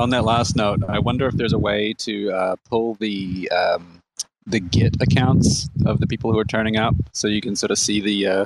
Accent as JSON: {"language": "English", "country": "New Zealand", "moved": "as an adult", "lives_now": "United States", "said": "I came to America about 10 years ago, and I came from New Zealand uh, as a result of going to a hackathon."}